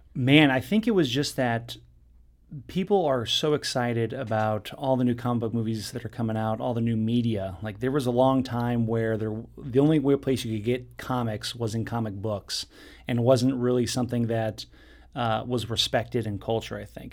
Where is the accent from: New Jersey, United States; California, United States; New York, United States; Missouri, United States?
California, United States; Southern; I grew up in Southern California in beach community